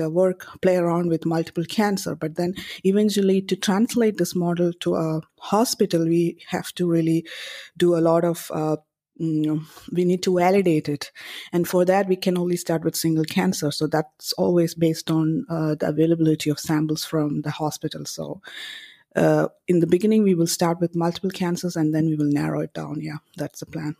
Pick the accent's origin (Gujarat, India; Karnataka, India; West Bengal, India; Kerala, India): Kerala, India; moved away; I come from India and, uh, I grew up in North and Cor-, Kerala in South India